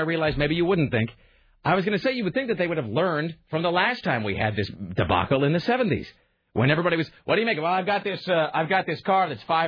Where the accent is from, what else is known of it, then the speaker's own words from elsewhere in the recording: Washington, United States; I grew up in Washington